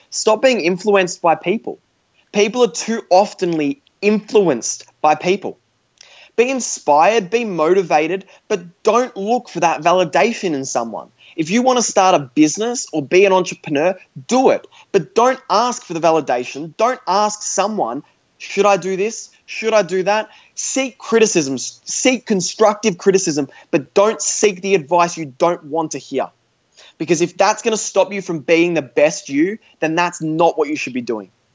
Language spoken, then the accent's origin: English; Australia; I'm an Australian teenager, uh, 17 years old, still in high school.